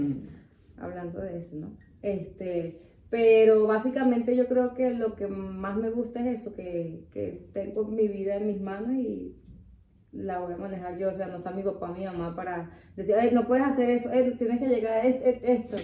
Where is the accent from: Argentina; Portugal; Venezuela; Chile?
Venezuela; now in Mexico; la mayoría de nosotros los venezolanos